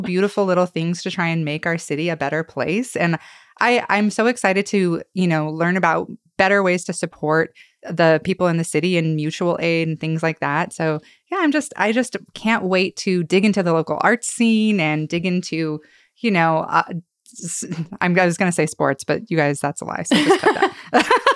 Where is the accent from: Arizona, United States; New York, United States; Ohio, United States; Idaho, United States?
Idaho, United States; Boise; my hometown